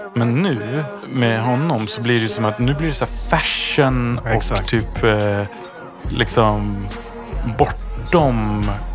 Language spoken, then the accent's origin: Swedish; Sweden; som svensk